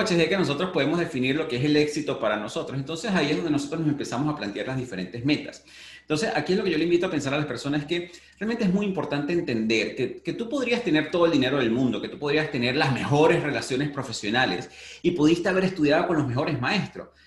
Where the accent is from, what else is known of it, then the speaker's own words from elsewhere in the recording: Venezuela; moved away; nací en Venezuela